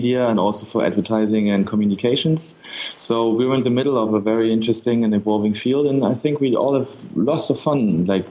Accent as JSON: {"language": "English", "region": "Berlin", "country": "Germany", "said": "I'm from Berlin, Germany."}